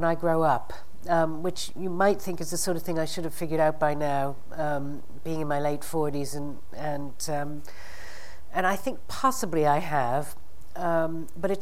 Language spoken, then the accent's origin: English; Boston, Massachusetts, United States; I'd gone to work at the Science Museum where I grew up in Boston